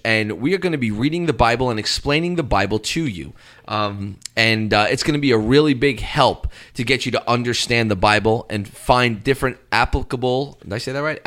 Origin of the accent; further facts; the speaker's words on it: Canada; moved away; I'm a Canadian, eh?